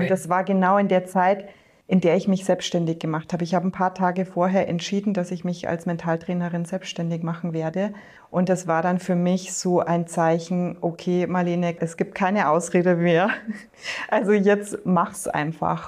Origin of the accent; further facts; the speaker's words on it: north of Munich, Bavaria, Germany; ich bin im Norden Münchens aufgewachsen, in einem Hotel